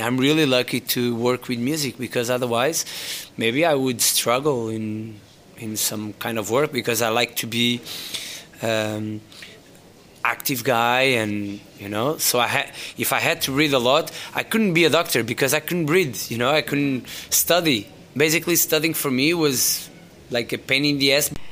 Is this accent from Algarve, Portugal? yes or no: yes; Faro, Algarve, Portugal; moved away as an adult; also born or lived in London; now in Lisbon, Portugal; I was born and raised in Faro